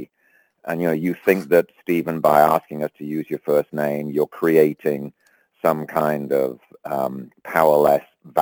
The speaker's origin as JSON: {"language": "English", "region": "England", "country": "United Kingdom", "tie": "born or raised there", "also_born_or_lived": "London", "moved": "as an adult", "lives_now": "United States", "said": "I grew up in England and didn't come to the States till the early 80s."}